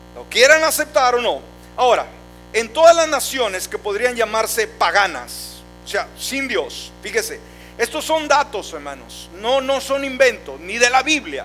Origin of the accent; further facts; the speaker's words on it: Mexico; en nuestro México, hablando por mi país